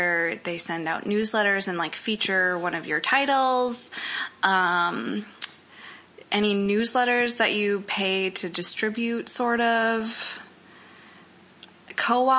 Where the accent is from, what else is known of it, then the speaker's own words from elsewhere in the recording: Fargo, North Dakota, United States; I'm from Fargo, North Dakota, which might pick up my accent.